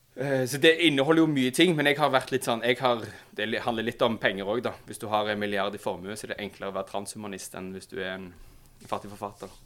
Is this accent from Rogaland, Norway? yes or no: yes; Stavanger, Rogaland, Norway; now in Oslo, Norway; Jeg er fra Stavanger